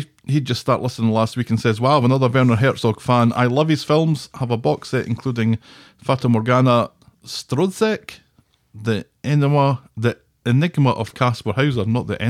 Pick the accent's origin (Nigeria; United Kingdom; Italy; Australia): United Kingdom; Davyhulme, North West England; Incidentally, I grew up in Davyhulme and my dad played local football for Trafford, Macclesfield, Winton Albion, Flixton, and Irlam